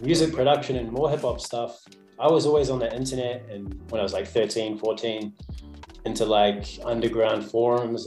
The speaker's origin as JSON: {"language": "English", "region": "South Canterbury", "country": "New Zealand", "tie": "born or raised there", "said": "I grew up down south in South Canterbury, between Timaru and Christchurch."}